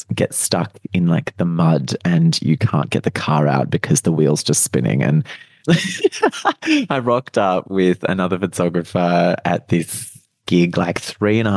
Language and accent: English; Australia; now in Melbourne, Australia; back near my hometown.